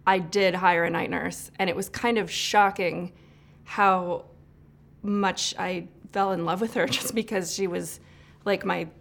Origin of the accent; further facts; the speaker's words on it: Illinois, United States; moved away as an adult; now in Los Angeles, United States; growing up in Illinois. And then I moved out to LA to work in the film business